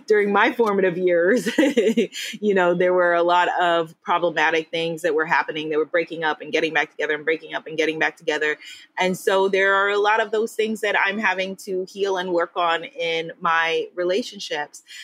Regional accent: United States; moved away as an adult; me, as the American

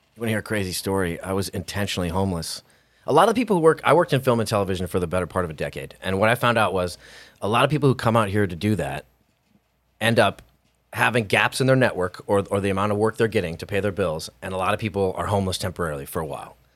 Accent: Hawaii, United States; also born or lived in California; now in Idaho, United States; I'm not from California. I'm from a small farm in Hawaii, which sounds even more glamorous, but it was very rural, very chill

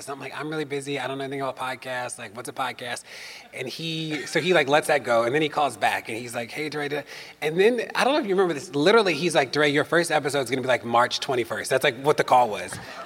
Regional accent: Maryland, United States; In Maryland, my hometown, home state

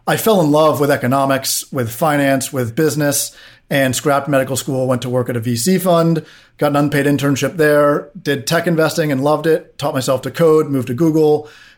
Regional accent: Washington, District of Columbia, United States; I grew up in DC on Capitol Hill.

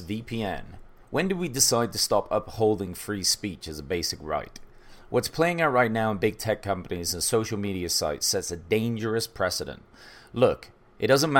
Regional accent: England, United Kingdom; now in United States; I came from England

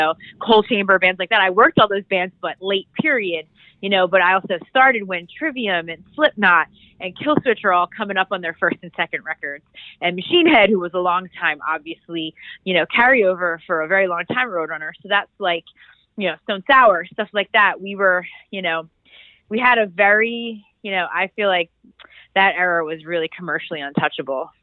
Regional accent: outside Philadelphia, Pennsylvania, United States; I grew up right outside of Philly

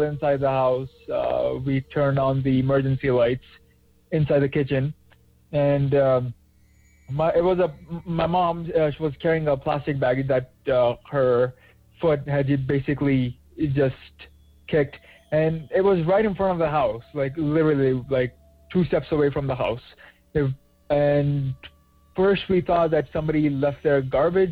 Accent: Pakistan; now in Toronto, Canada; back when I was still in my home country of Pakistan

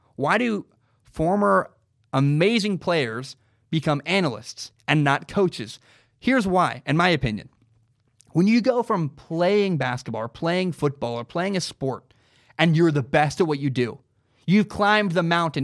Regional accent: Portland, Oregon, United States; I grew up in Portland, Oregon

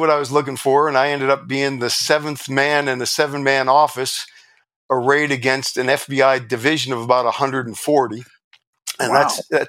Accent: New York, United States; and I'm volunteering from New York.

